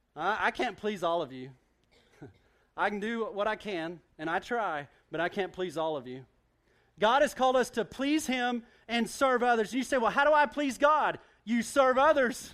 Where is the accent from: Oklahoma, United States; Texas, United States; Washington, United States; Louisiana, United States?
Oklahoma, United States; Duncan; I grew up in Duncan, Oklahoma.